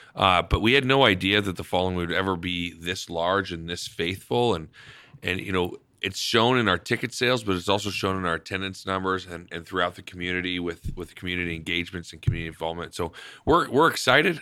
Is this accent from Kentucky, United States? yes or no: no; Spokane, Washington, United States; moved away as an adult; also born or lived in Canada; now in Idaho Falls, United States; I grew up in Spokane